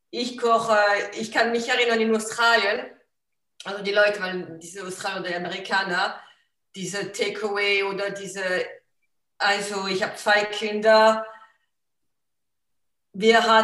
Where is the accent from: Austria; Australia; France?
France; German is a second language; als Französin, äh, ich bin ein Genießer, deshalb wir essen keine verbreitete, wie sagt man, äh, Processed Food und wir kochen viel.